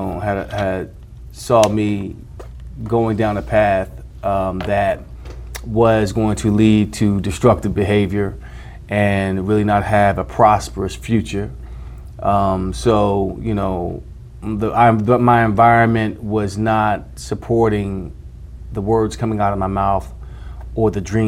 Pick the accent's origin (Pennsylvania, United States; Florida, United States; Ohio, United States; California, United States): Pennsylvania, United States; Philadelphia; as a child growing up in Philadelphia